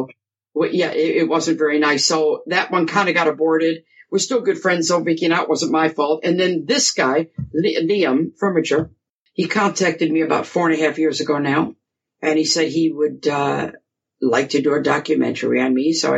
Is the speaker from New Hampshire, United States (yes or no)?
no; Grosse Pointe Woods, Michigan, United States; I was born and raised in Grosse Pointe Woods, you know, suburb, and then we moved to Grosse Pointe Farms when I was about 14